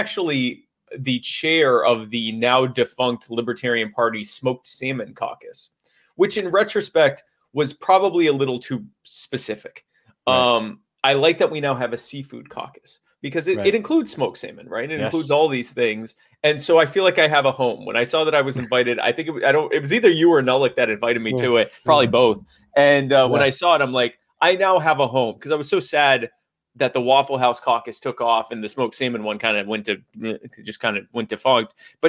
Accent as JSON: {"language": "English", "region": "the South", "country": "United States", "said": "I'm from the South. We salt our salt."}